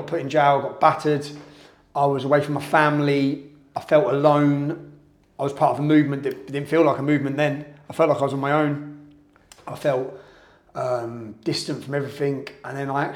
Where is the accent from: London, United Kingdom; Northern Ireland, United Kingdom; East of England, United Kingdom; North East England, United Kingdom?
East of England, United Kingdom; Luton; growing up in a town that when you're born in 1982, you had one mosque